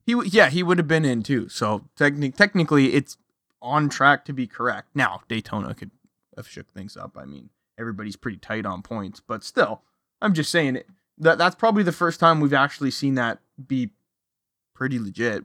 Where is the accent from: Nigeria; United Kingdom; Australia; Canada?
Canada; I'm from Canada.